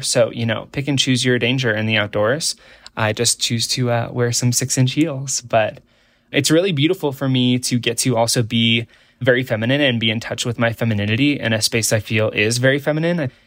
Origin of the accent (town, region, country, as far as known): Nebraska, United States; born or raised there